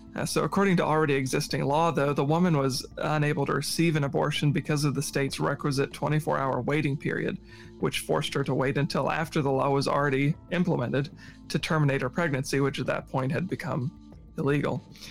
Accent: Virginia Tidewater, United States; moved away; I'm from the East Coast, like Virginia Tidewater

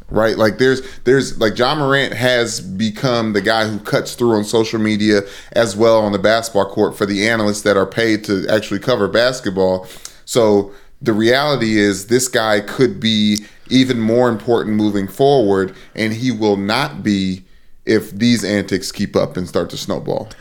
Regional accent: Sumter, South Carolina, United States; moved away; also born or lived in Kentucky; I went to Murray State in Kentucky, went to Crestwood in South Carolina before that, v, in, in Sumter, South Carolina, where my dad coaches high school football.

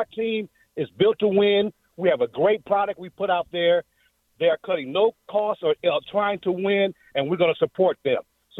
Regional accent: Los Angeles, California, United States; I am a diehard Ram fan since a child. I've been born and raised in Los Angeles.

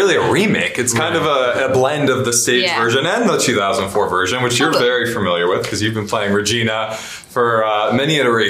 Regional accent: New Jersey, United States; I'm Italian from Jersey, so I can relate to that.

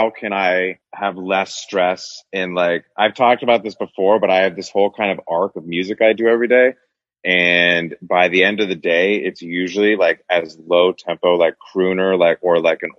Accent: Northern California, United States; now in Los Angeles, United States; growing up in Northern California with like the hippie weed culture

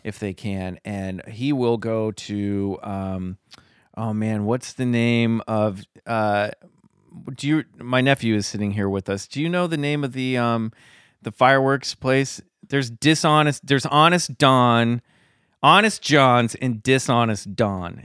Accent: Kansas, United States; I grew up in the Midwest in Kansas

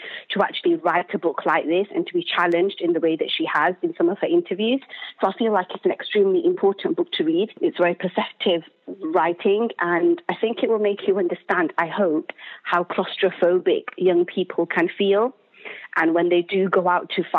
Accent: United Kingdom; as a British Muslim

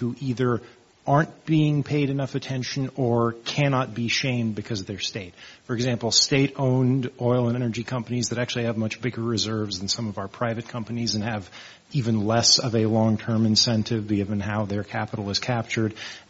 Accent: Texas, United States; I grew up in Texas myself.

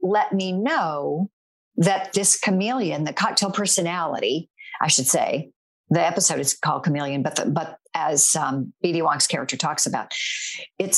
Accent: North Carolina, United States; moved away; The church that I belonged to back in my home state of North Carolina was no longer my church

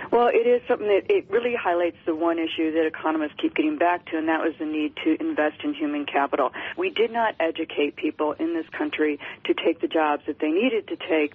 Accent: Detroit, Michigan, United States; I'm from Detroit

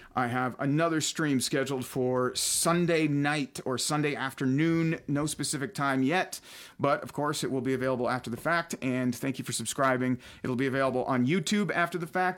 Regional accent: Almont, Michigan, United States; we ended up in my hometown of Almont

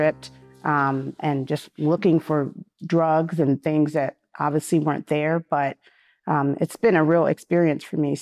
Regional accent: Los Angeles, California, United States; growing up in California, in Los Angeles area

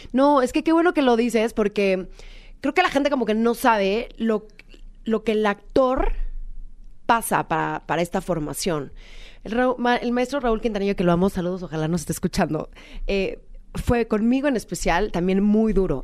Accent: Mexico; yo soy mexicana, soy de una familia tradicional mexicana

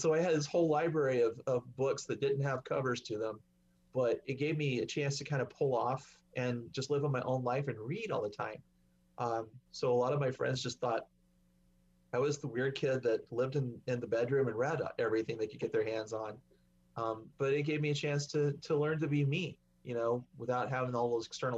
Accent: Oklahoma, United States; I said, Mom, we're from Oklahoma.

